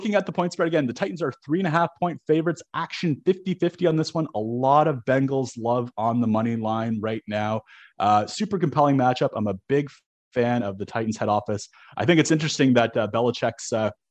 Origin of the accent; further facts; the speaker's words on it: Southern Ontario, Canada; I grew up in Southern Ontario